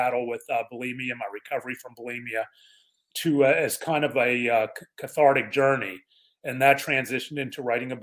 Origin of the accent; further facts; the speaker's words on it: Pittsburgh, Pennsylvania, United States; now in Dallas, United States; Born and raised in Pittsburgh, PA.